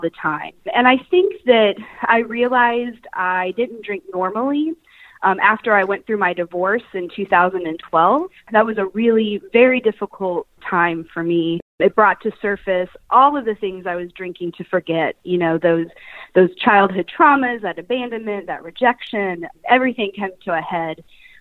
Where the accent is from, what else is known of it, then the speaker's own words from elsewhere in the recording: Kansas City, United States; moved away as an adult; now in Atlanta, United States; I am originally from Kansas City, but I have been living in the Atlanta area for the last 3